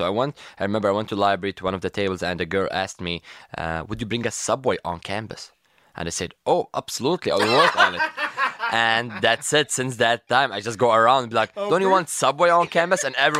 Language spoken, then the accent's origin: English; Kuwait; moved away; So I came from Kuwait. So yeah. I moved from Kuwait 5 years ago.